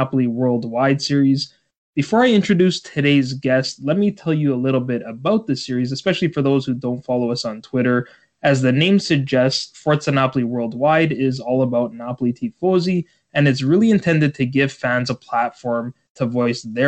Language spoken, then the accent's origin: English; Toronto, Ontario, Canada; I'm from Toronto, Canada